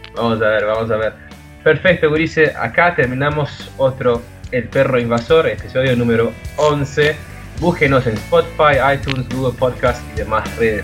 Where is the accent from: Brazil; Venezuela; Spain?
Brazil; Como brasileño